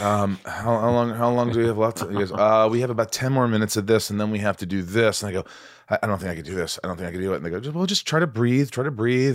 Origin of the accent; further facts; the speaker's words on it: Newburgh, Indiana, United States; I grew up in a small town called Newburgh